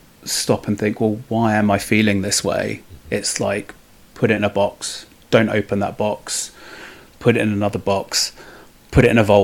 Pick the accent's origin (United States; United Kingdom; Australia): United Kingdom; Hackney, London; I grew up on a council estate in Hackney, which you can't tell from my accent, luckily.